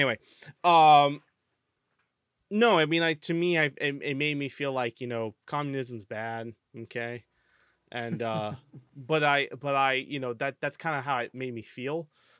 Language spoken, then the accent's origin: English; United States; I'm American.